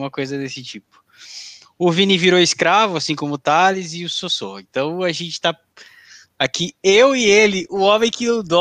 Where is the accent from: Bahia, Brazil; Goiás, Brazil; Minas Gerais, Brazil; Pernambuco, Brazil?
Goiás, Brazil; Goiânia; Boa noite, sou, sou goianiense.